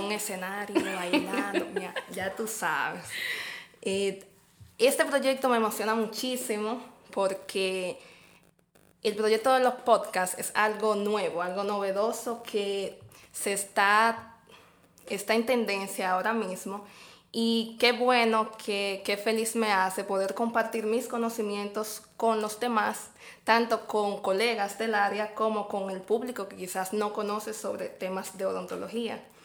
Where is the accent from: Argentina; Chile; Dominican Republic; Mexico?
Dominican Republic; Santiago de los Caballeros, Santiago; Soy oriunda de Santiago de los Caballeros